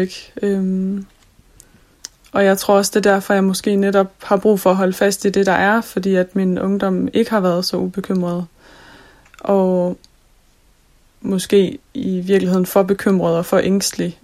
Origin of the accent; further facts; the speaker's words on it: Jutland, Denmark; Nu er jeg fra Jylland